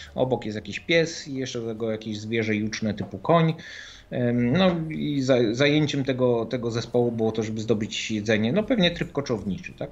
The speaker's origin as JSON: {"language": "Polish", "town": "Gdańsk", "region": "Pomeranian Voivodeship", "country": "Poland", "said": "ja pochodzę z Gdańska, więc, ym, gdzieś tam na północy"}